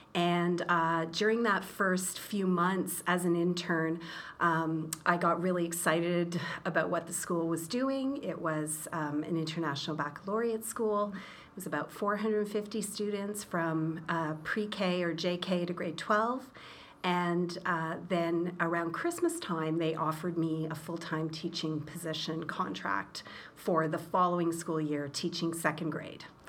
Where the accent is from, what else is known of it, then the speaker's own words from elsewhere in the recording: Brockville, Ontario, Canada; moved away as an adult; also born or lived in Rabat, Morocco; now in Toronto, Canada; I was born in Brockville